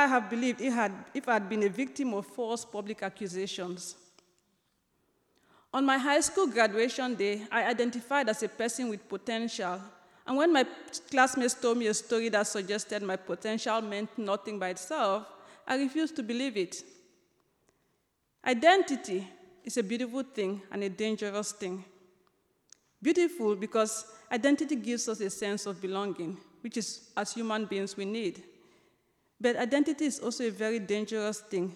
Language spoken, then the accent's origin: English; Limbe, Southwest Region, Cameroon; moved away as an adult; also born or lived in Chicago, United States; now in United States; I spent most of my life in a town called Limbe, which is my hometown.